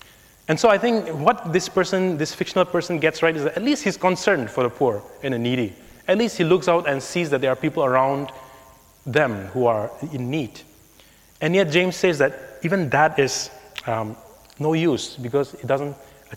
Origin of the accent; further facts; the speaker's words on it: India; growing up in India